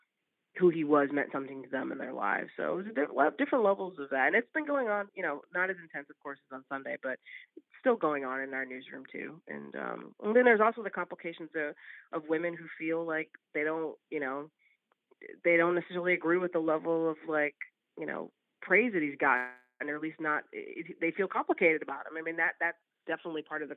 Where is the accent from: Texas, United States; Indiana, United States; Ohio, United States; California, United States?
Ohio, United States; Cleveland; also born or lived in Sacramento; now in Los Angeles, United States; I'm originally from Cleveland, and so I'm a big LeBron fan, and I live in LA.